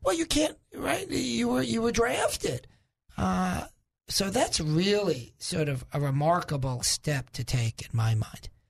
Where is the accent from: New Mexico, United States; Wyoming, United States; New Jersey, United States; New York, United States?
New York, United States; moved away as an adult; I'm originally from New York, right, Zach? Zach, you can't tell where I'm from, isn't that right? So, uh, I'm originally from, from New York